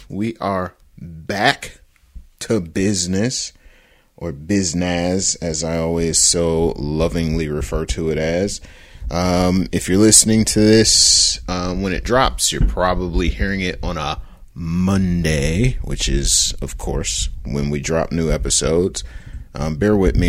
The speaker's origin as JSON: {"language": "English", "town": "Detroit", "region": "Michigan", "country": "United States", "tie": "born or raised there", "said": "my hometown team, the Detroit Football Lions"}